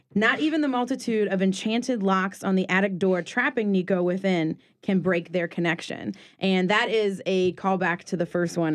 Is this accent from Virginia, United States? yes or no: no; New Orleans, Louisiana, United States; So I'm from New Orleans and being from here